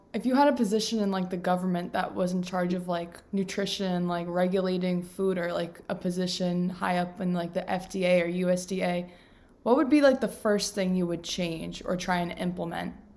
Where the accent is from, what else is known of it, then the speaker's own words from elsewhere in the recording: New York, United States; I'm a New Yorker